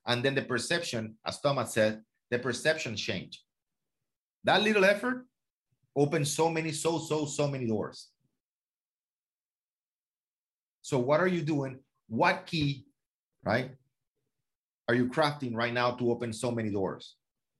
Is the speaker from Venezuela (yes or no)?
yes; Venezuela; now in Miami, United States; I'm a man from Venezuela. You know, 22, 23 years old. You know, I graduated from college. You know, I'm a man from Venezuela in Miami